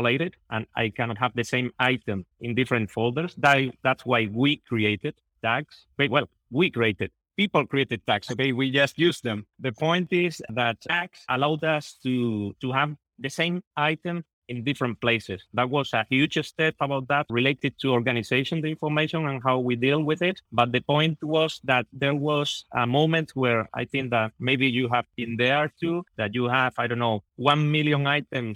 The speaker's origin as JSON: {"language": "English", "region": "southern Spain", "country": "Spain", "said": "I'm from Spain. I'm from the south of Spain."}